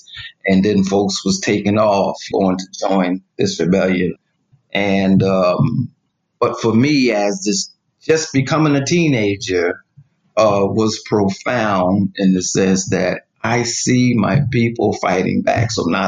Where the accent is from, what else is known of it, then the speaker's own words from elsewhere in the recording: Plainfield, New Jersey, United States; Well, Plainfield's a small town, New Jersey, but there was a demarcation. Clear demarcation where the Black community resided and the white, larger white community.